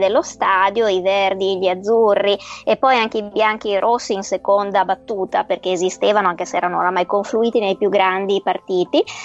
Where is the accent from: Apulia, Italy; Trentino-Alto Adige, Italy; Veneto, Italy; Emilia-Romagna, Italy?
Veneto, Italy; Venice; sono veneziana